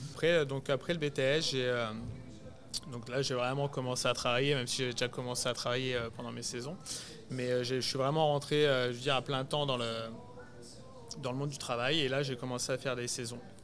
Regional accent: Chablis, Bourgogne-Franche-Comté, France; moved away as an adult; now in Montreal, Canada; j'ai été me poser donc vers chez moi à Chablis

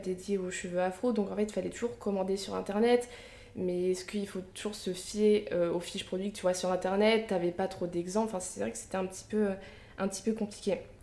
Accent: Picardy, Hauts-de-France, France; j'ai grandi en Picardie

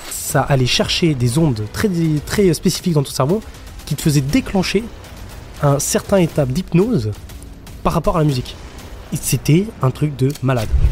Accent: France; moved away; on est français

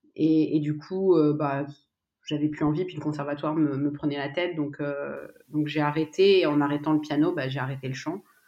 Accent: Paris region, Île-de-France, France; Je suis née en France, en région parisienne

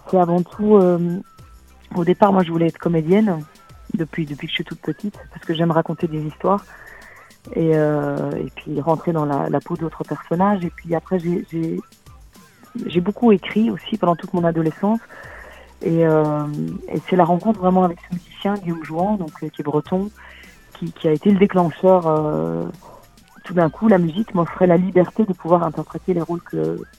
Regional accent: Brussels, Brussels-Capital Region, Belgium; je viens de Bruxelles, hein, je suis à Bruxelles

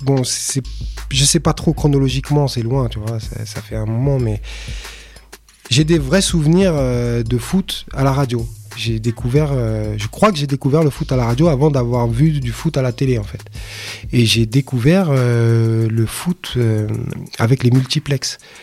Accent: Paris, Île-de-France, France; je suis parisien. J'ai grandi dans le, dans le 18e arrondissement.

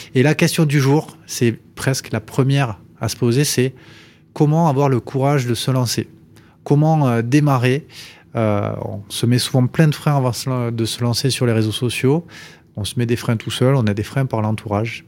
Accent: Toulouse, Occitania, France; mon pays, de Toulouse.

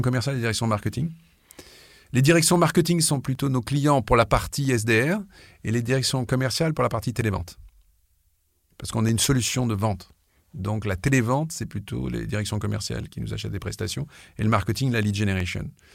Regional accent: France; je suis français

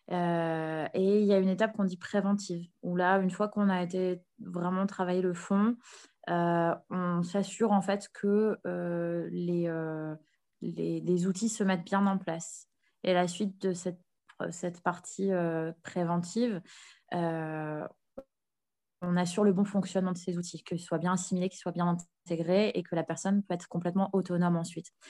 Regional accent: Nord, Hauts-de-France, France; moved away; also born or lived in Paris, France / Canada; je me suis réinstallée sur l'île, vu que je suis originaire du Nord

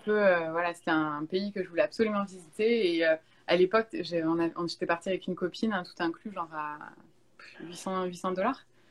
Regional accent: Bordeaux, Nouvelle-Aquitaine, France; moved away as an adult; now in Montreal, Canada; en France, je viens de Bordeaux

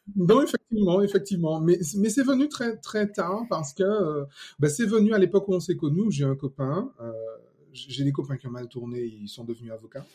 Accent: Martinique; je suis martiniquais. Déjà à la base, ça c'est bien, fier de mes origines

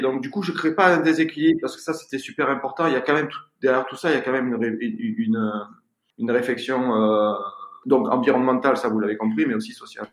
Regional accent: Marseille, Provence-Alpes-Côte d'Azur, France; je suis marseillais, j'ai grandi dans des HLM

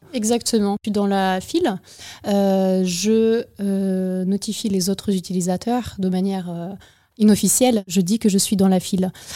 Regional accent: Ukraine; also born or lived in United States; now in Bordeaux, France; Je suis née en Ukraine, j'ai étudié aux États-Unis, j'ai vécu un peu là-bas et revenue en France à Bordeaux

